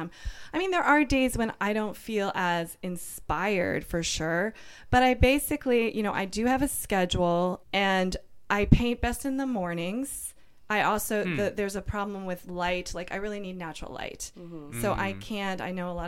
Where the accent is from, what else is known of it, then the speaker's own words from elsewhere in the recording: Washington, District of Columbia, United States; moved away as an adult; now in San Francisco, United States; I'm from Washington, D.C.